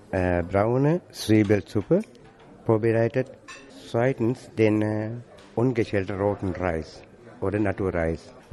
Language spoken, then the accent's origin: German; Sri Lanka